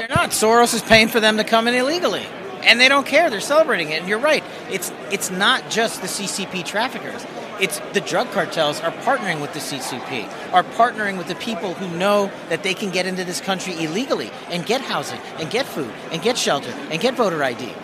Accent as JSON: {"language": "English", "region": "Nevada", "country": "United States", "said": "in Nevada, in my home state"}